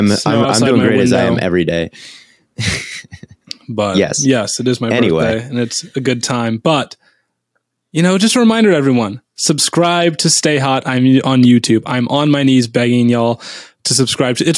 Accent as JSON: {"language": "English", "town": "Cincinnati", "region": "Ohio", "country": "United States", "said": "I'm from Cincinnati."}